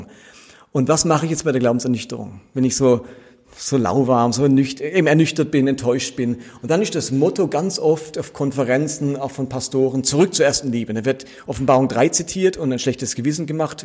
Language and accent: German; Karlsruhe, Baden-Württemberg, Germany; also born or lived in Basel; aufgewachsen bin ich in Karlsruhe katholisch